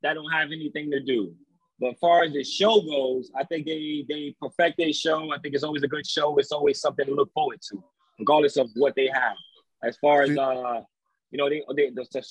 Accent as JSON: {"language": "English", "region": "New York", "country": "United States", "said": "I'm from New York"}